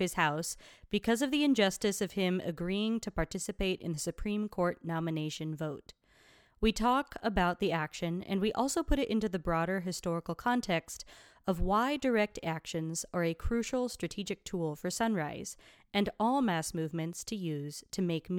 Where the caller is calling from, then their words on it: Franklin, Tennessee, United States; I use she, her pronouns. I'm calling in from Franklin, Tennessee, which is currently on Cherokee, Chickasaw, and Shawnee land.